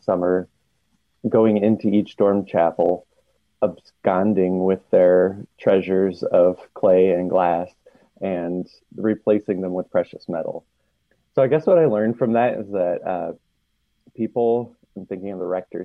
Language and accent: English; Muncie, Indiana, United States; I grew up in Muncie, Indiana, home of Ball State.